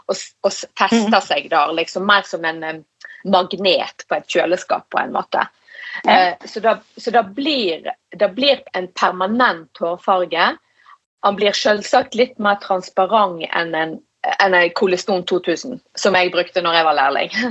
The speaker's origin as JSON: {"language": "Norwegian", "region": "Western Norway", "country": "Norway", "said": "Nå har de jo allerede påpekt hvor jeg er ifra. Jeg er jo eh, fra Vestlandet, og jeg, jeg driver jo eh, en 100 nynorsk bedrift, så jeg er nummer én opptatt av språk."}